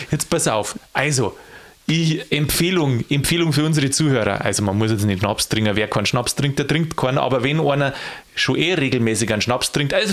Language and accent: German; Bavaria, Germany; Und jetzt komme ich aus Niederbayern.